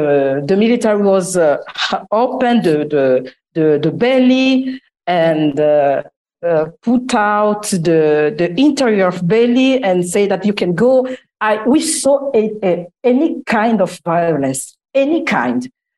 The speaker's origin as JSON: {"language": "English", "country": "Italy", "said": "17. And 2 years after, I come from Italy, just after the war."}